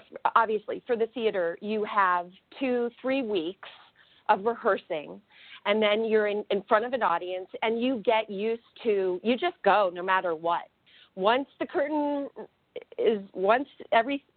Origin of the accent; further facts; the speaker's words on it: Fort Lauderdale, Florida, United States; moved away as an adult; also born or lived in Pittsburgh; I grew up in Fort Lauderdale, Florida.